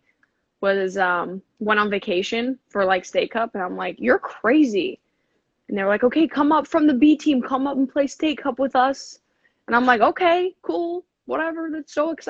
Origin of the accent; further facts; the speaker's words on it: Seattle, Washington, United States; I grew up in Seattle, Washington